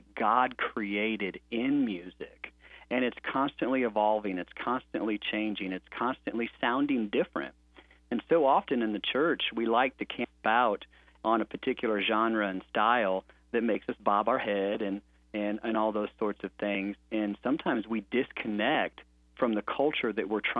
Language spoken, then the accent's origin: English; St. Louis, Missouri, United States; I grew up in St. Louis, Missouri